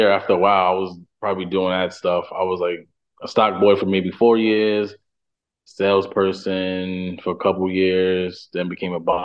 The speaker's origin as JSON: {"language": "English", "town": "New York City", "region": "New York", "country": "United States", "moved": "as an adult", "lives_now": "Brooklyn, United States", "said": "I'm from Harlem"}